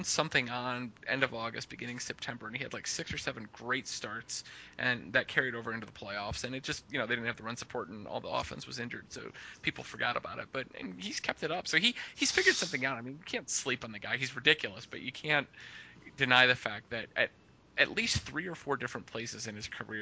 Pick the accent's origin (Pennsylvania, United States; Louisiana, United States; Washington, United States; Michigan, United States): Michigan, United States; I was born in Michigan.